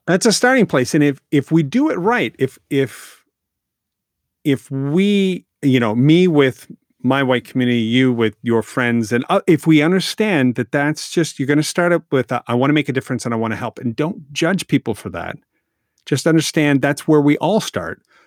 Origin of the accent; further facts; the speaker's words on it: Canada; I'm Canadian